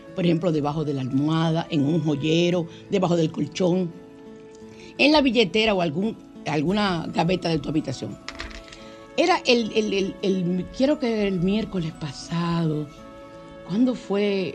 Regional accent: Dominican Republic; soy muy dominicano

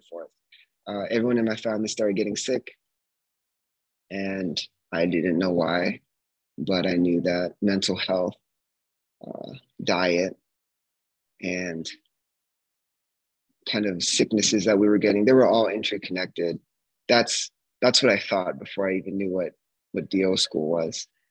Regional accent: Bay Area, California, United States; moved away; also born or lived in Flagstaff, Arizona; I was born in the Bay Area of California

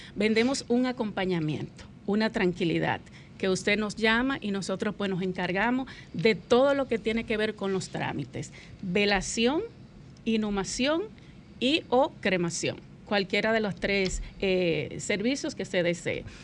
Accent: Constanza, La Vega, Dominican Republic; moved away; yo soy de Constanza

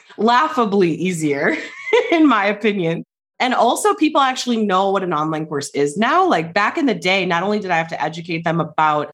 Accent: Wisconsin, United States; now in New Mexico, United States; I'm from Wisconsin. You can probably detect the accent, but I actually live in New Mexico.

